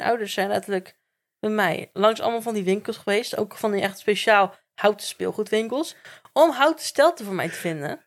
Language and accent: Dutch; Werkendam, North Brabant, Netherlands; also born or lived in Gorinchem; ik ben geboren in Gorkum in het ziekenhuis, maar ik heb gewoon heel mijn leven in Werkendam gewoond